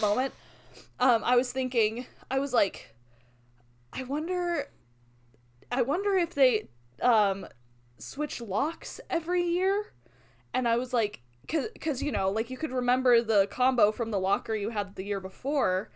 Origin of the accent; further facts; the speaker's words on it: Albuquerque, New Mexico, United States; now in Ammon, United States; growing up in Albuquerque